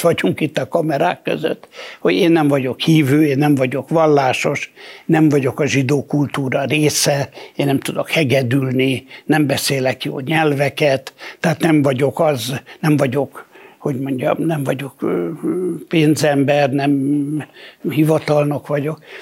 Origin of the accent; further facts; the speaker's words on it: Hungary; nekem a nem tudom én hanyadi ziglen Magyarországon, én nem, én, én, én, én magyar vagyok.